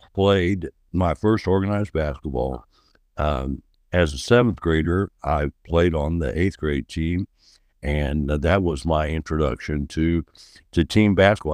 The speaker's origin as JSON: {"language": "English", "town": "Oakland City", "region": "Indiana", "country": "United States", "tie": "born or raised there", "said": "I'm from, uh, Oakland City, Indiana. I, um, I've lived here much of my life."}